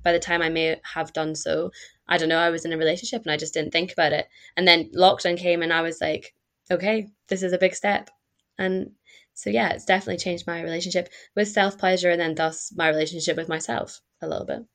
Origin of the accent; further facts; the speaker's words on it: Perth, Scotland, United Kingdom; moved away as an adult; also born or lived in Glasgow; now in Bath, United Kingdom; I am from Scotland, uh, from a town called Perth, and I studied in Glasgow